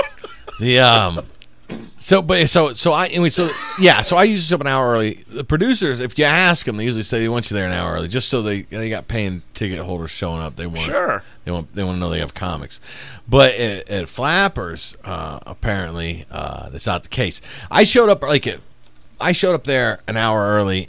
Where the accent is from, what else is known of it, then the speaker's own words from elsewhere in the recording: South Bend, Indiana, United States; where are you from? I said, South Bend